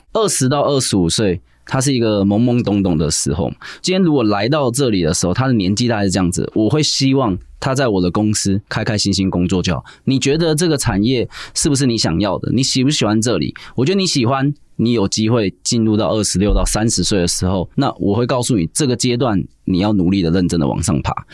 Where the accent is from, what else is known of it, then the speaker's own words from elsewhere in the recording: Taiwan; moved away as an adult; also born or lived in Hong Kong; 尤其是我们台式的文化，非常的吃我们台湾人这三个字